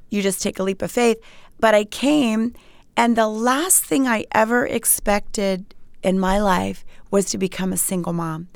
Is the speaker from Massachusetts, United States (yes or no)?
no; Montgomery County, Maryland, United States; moved away as an adult; I grew up in Montgomery County, Maryland